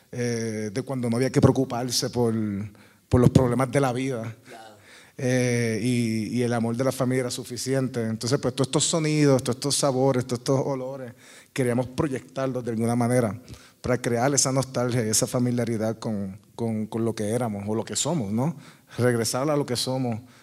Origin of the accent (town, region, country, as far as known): Caguas, Puerto Rico; born or raised there